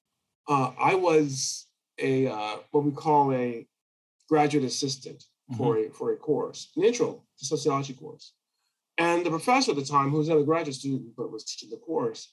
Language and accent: English; California, United States; now in Texas, United States; I grew up in California